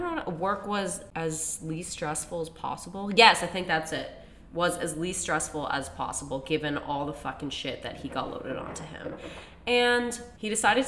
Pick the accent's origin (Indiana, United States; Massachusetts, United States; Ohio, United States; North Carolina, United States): Massachusetts, United States; Central; now in Boston, United States; both of our parents' house are in Central Mass